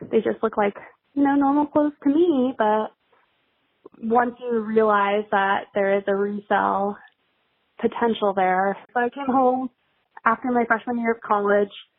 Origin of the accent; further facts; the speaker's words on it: Astoria, Oregon, United States; moved away as an adult; now in Michigan, United States; I'm originally from the Oregon coast